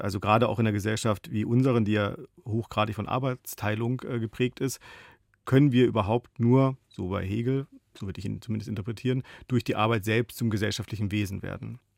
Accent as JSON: {"language": "German", "region": "Baden-Württemberg", "country": "Germany", "tie": "born or raised there", "also_born_or_lived": "Berlin", "moved": "yes", "said": "ich bin im Badischen aufgewachsen"}